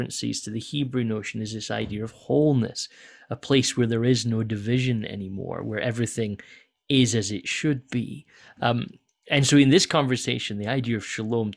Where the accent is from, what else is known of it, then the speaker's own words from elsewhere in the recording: Scotland, United Kingdom; moved away; I grew up in Scotland